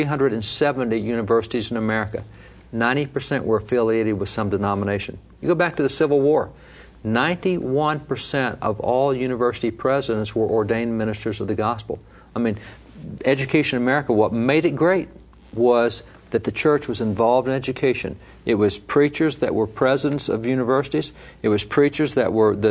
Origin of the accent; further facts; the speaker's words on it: Texas, United States; I'm from Texas, so I'll pick on my state.